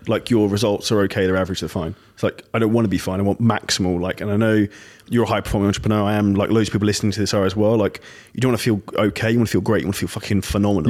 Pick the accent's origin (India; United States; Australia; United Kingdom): United Kingdom; I'm from Britain